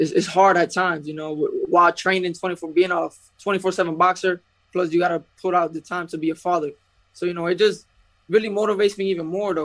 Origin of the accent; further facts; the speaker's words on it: Puerto Rico; I'm from Puerto Rico